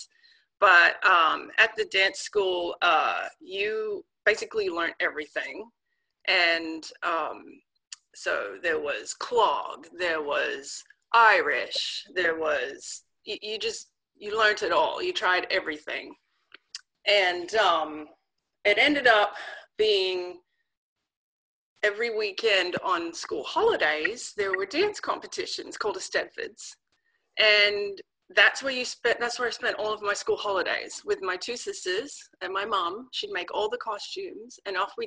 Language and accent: English; Guildford, New South Wales, Australia; moved away as an adult; also born or lived in Paris, France; now in Washington, United States; So I grew up in Sydney, Australia, in a small town about 45 minutes out of Sydney called Guildford.